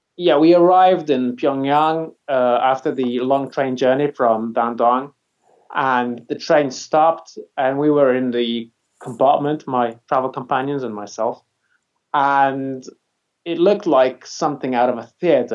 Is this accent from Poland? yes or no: yes; Poland; moved away as an adult; now in England, United Kingdom; I come from Poland. I didn't really like it, and uh, I moved out when I was 24